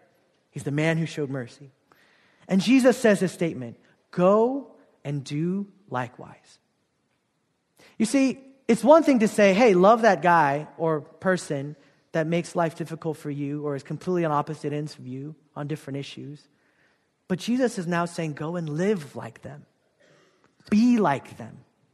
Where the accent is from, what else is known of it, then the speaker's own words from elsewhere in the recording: South Korea; But I grew up in Korea. Ostracized, kind of feeling out of place as a half Korean, half Filipino kid.